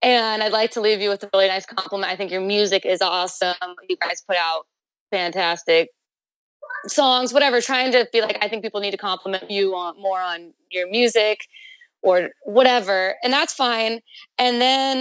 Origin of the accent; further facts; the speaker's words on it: Carlsbad, California, United States; also born or lived in Oceanside, California; Polly and I grew up in North County, San Diego